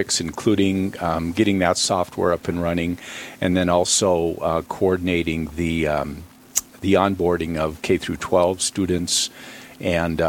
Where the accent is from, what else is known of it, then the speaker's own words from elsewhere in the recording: Bismarck, North Dakota, United States; I'm just a local kid. You know, I grew up in Bismarck, went to St. Mary's grade school, St. Mary's high school